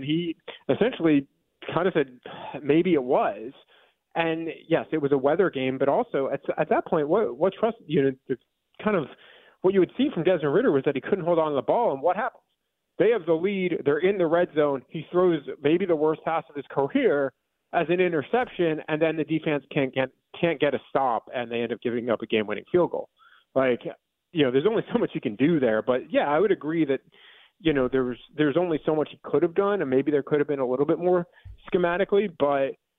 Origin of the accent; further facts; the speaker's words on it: New York, United States; I'm a New Yorker. Like, I grew up in New York